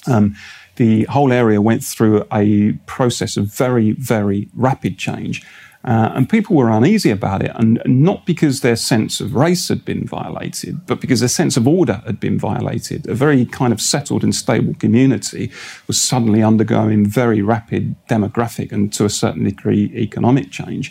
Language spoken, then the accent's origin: English; Barking and Dagenham, London, United Kingdom; moved away; I grew up in Barking and Dagenham, and that was very much what you would call a red wall seat.